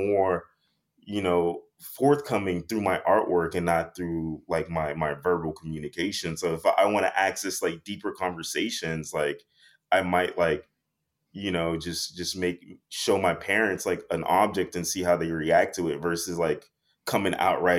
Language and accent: English; Miami, Florida, United States; growing up in Miami, we didn't have radiators. We had like little AC units and like little box AC units that we would put in the windows and whatnot.